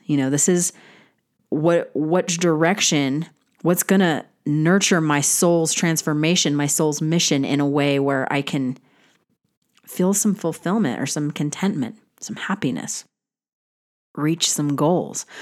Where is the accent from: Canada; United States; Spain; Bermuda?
United States; as an American